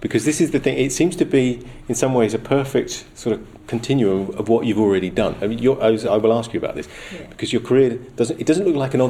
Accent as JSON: {"language": "English", "town": "Belvedere", "region": "London", "country": "United Kingdom", "tie": "born or raised there", "said": "I grew up in Belvedere."}